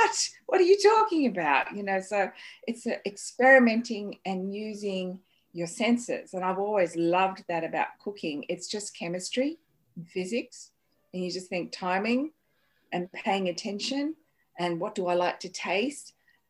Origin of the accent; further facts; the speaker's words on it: Sydney, New South Wales, Australia; And they started Chinese restaurants in Sydney. And growing up in the back of the restaurant in Redfern with my popo